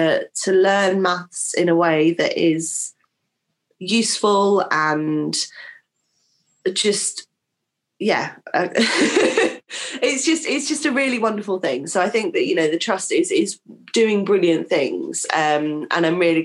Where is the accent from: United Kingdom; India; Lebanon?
United Kingdom; King's Lynn, East of England; as a Norfolk girl myself, I was born in Kings Lane